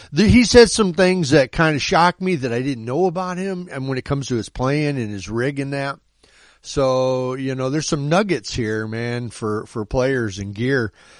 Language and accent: English; Bourbonnais, Illinois, United States; I'm actually from Bourbonnais. That's actually just, you know, like 20 minutes away, half hour away from Orland Park.